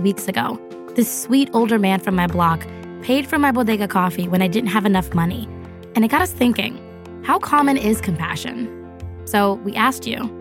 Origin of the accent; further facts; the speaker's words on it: New York, United States; I'm from New York